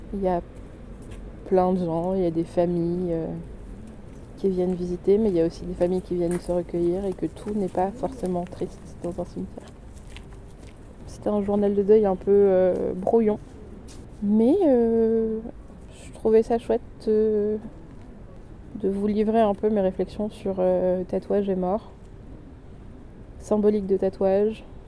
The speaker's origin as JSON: {"language": "French", "region": "south of France", "country": "France", "tie": "born or raised there", "said": "du sud, euh, de là où j'ai grandi."}